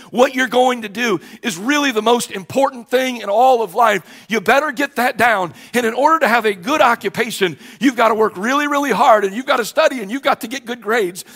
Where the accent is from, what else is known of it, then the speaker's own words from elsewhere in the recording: Cleveland, Ohio, United States; also born or lived in Parma Heights, Ohio; I was born at the Fairview General Hospital here on Cleveland's west side